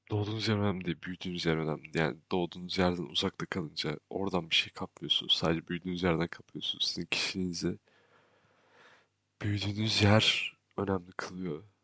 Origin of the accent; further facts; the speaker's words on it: Kuşadası, Aydın, Turkey; şaşırıyorlar çünkü oranın stereotipine uygun bir insan değilim. Çünkü orada büyümedim aslında. Kuşadası'nda büyüdüm.